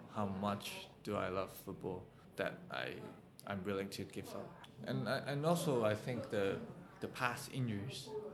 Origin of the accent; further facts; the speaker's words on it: Tai Po, Hong Kong; I was born in Taipo and I grew up in Taipo